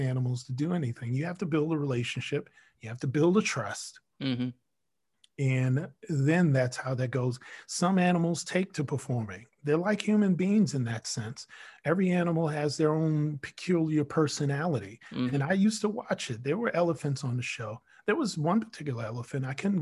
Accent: New York City, New York, United States; I'm a New Yorker. The most exotic thing I grew up with was squirrels

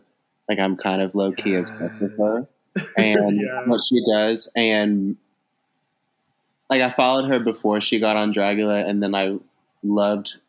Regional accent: Florida, United States; moved away as an adult; now in Mississippi, United States; I'm originally from Florida. I moved to Mississippi for college, and I just have not moved.

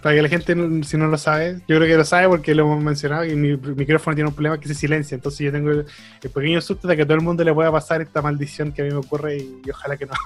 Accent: Chile; como chilenos, no identificamos nuestro propio acento porque somos chilenos

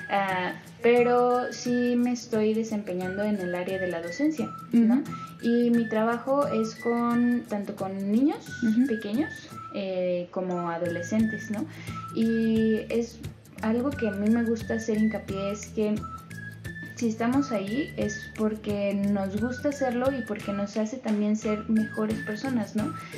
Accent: Mexico; que tenemos como, como ciudadanos mexicanos

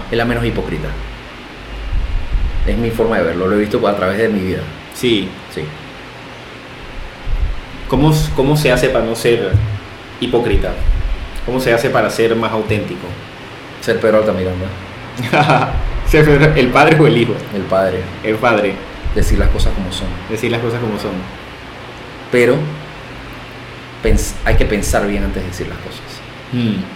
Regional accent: Panama City, Panama; born or raised there

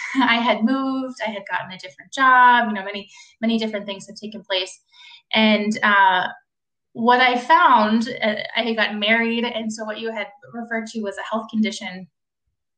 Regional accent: Washington, District of Columbia, United States; moved away as an adult; also born or lived in Pittsburgh; I'm from the Washington, D.C. area. I moved back to D.C.

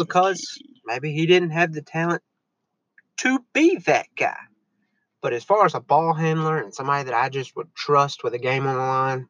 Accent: Alabama, United States; I'm from Alabama, small town

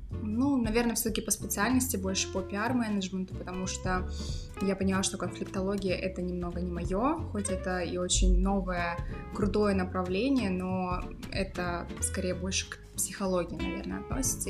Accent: Krasnoyarsk, Krasnoyarsk Krai, Russia; moved away as an adult; also born or lived in Saint Petersburg, Russia; now in Berlin, Germany; Я родом из Сибири, сибирячка Родилась э, в Красноярске

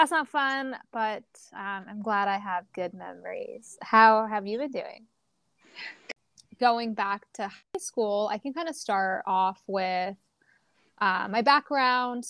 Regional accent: United States; growing up in the West and then having like parents that were just very controlling

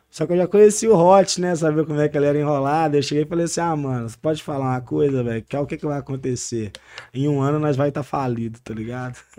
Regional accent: Santa Luzia, Minas Gerais, Brazil; Eu sou de Santa Luzia, eu sou da Zona Norte de BH.

